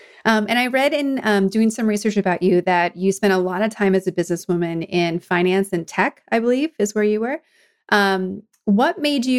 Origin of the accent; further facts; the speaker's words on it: East Coast, United States; also born or lived in California; I'm from the East Coast originally, but I've gone back and forth between California and someplace on the East Coast most of my life, and even lived abroad.